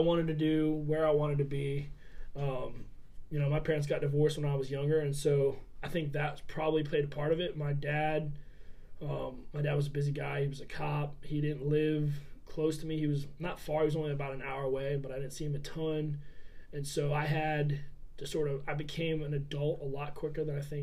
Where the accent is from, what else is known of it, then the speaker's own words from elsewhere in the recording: Beaufort, South Carolina, United States; I grew up in Beaufort